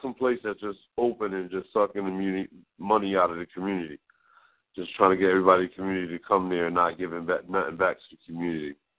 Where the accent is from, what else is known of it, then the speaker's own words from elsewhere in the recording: Connecticut, United States; growing up in Connecticut